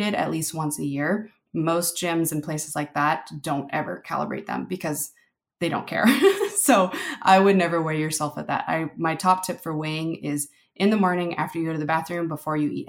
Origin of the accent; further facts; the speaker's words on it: Philippines; I'm Filipino